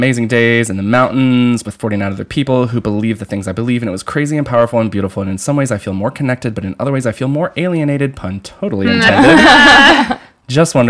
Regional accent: Asheville, North Carolina, United States; in Asheville, North Carolina, which is my hometown, by the way.

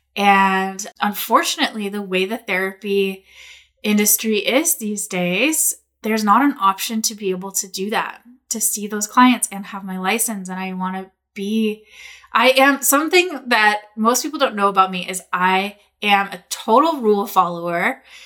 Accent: Portland, Oregon, United States; moved away as an adult; also born or lived in Bali; I was living in Portland. I grew up in Portland. I've been in Portland a long time

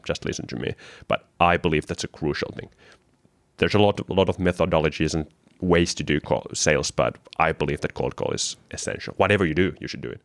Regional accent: Kotka, Kymenlaakso, Finland; From my background, I'm from Kotka, which is eagle in English.

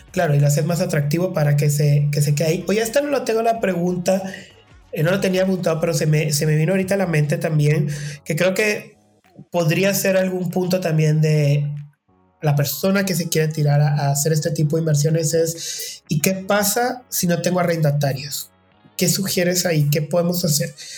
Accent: Guatemala; Guatemala, que en mi país dicen el enganche.

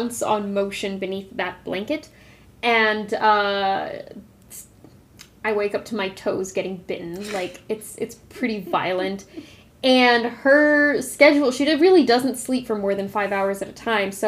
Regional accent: Arizona, United States; I grew up in Arizona

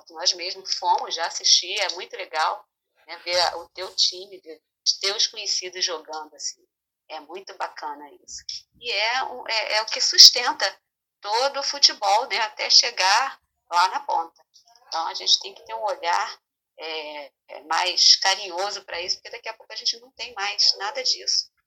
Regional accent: Nilópolis, Rio de Janeiro, Brazil; Bem, eu vou contar, então vou lá no remoto dos tempos, porque eu sou de Nilópolis

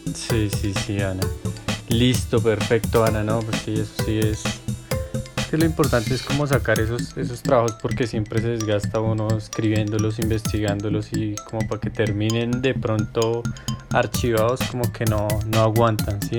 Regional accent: Villavicencio, Meta, Colombia; moved away; soy de Villavo

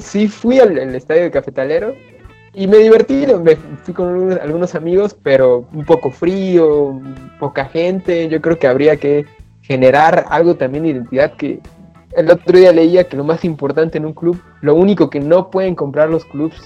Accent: Comitán, Chiapas, Mexico; Soy de Comitán

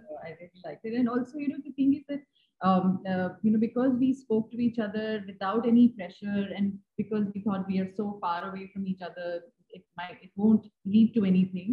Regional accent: Chandigarh, India; moved away as an adult; also born or lived in Baroda / Delhi / New York; now in Mumbai, India; I finished my schooling in Chandigarh. I grew up in Chandigarh

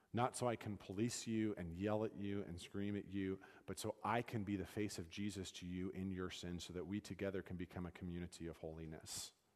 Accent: United States; as Americans

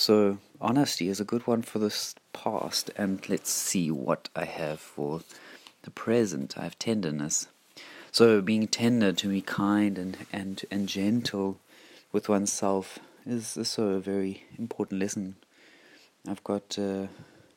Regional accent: South Africa; I was brought up in South Africa

